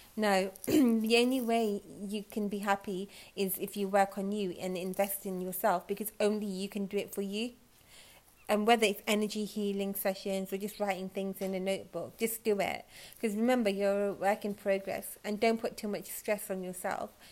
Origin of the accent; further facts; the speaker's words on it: United Kingdom; I'm British